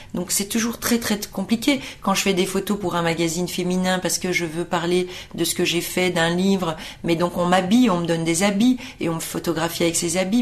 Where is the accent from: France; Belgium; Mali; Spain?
Belgium; Brussels, Brussels-Capital Region; moved away; moi je suis née de parents portugais. Euh, en Belgique. Donc à 18 ans, vous avez le choix de la nationalité et moi j'ai pris celle du sol parce que à 18 ans, j'ai estimé que euh, bah, mes souvenirs étaient belges, l'école était belge